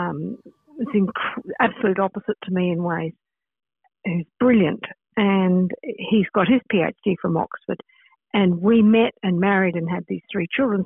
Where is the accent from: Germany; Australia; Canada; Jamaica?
Australia; moved away as an adult; also born or lived in United Kingdom; now in Troy, United States; I'm an Australian, but we have lived on various continents. We've lived in Australia, we lived in the UK, and currently I live in upstate New York